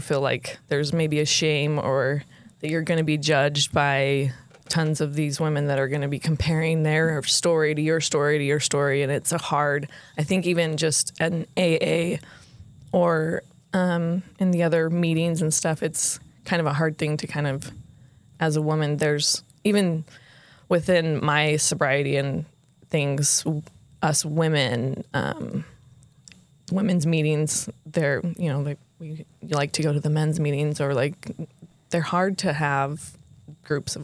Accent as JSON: {"language": "English", "town": "Orem", "region": "Utah", "country": "United States", "tie": "born or raised there", "said": "I grew up actually in Utah, Orem"}